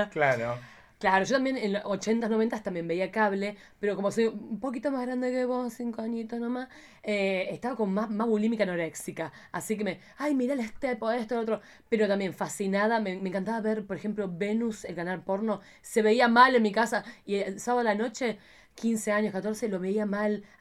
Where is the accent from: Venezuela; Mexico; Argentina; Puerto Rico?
Argentina; Lo que pasa es que yo vengo de Argentina, donde todo el mundo ve el ah, partido.